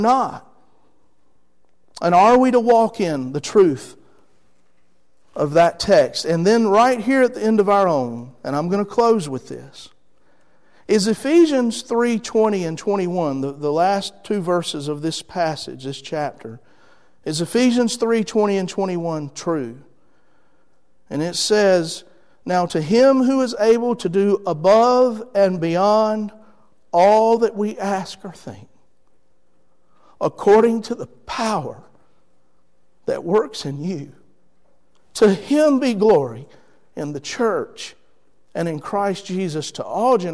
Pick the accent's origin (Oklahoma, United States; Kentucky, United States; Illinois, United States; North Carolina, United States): North Carolina, United States; Rocky Mount; I'm from there, okay? I'm from Edgecombe County, from Hill Street. My parents still live there